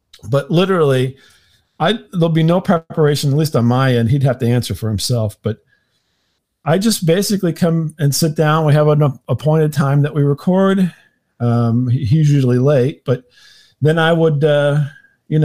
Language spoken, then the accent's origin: English; St. Louis, Missouri, United States; I'm from the St. Louis area, St. Louis, Missouri